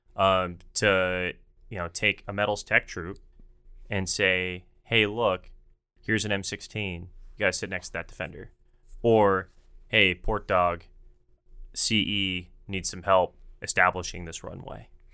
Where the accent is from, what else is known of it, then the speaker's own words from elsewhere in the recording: Dallas, Texas, United States; I'm from Dallas